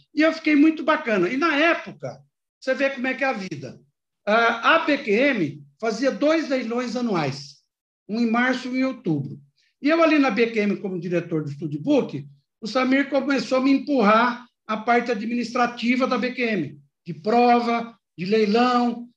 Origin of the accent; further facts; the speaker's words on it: Garça, São Paulo, Brazil; moved away as an adult; also born or lived in Jaboticabal; eu aí cresci em Garça